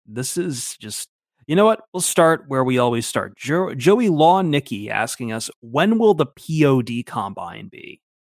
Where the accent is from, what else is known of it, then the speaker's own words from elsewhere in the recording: Toledo, Ohio, United States; I grew up in Toledo with a lot of Polish people.